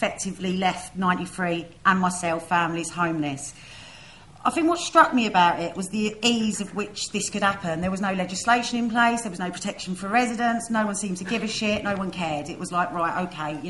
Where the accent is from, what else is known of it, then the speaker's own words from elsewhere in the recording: London, United Kingdom; Myself and many others have had the privilege of being born and growing up on the estate.